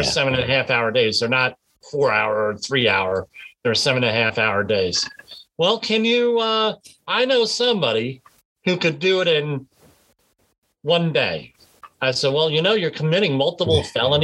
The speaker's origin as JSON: {"language": "English", "region": "Northern New Jersey", "country": "United States", "said": "I'm from Northern New Jersey"}